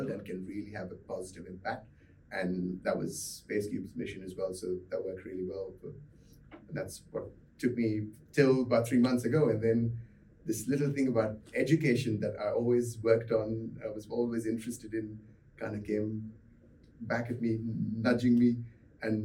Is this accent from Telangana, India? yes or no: no; Mumbai, Maharashtra, India; moved away as an adult; also born or lived in South Carolina, United States; now in Perth, Australia; I grew up in India, in Mumbai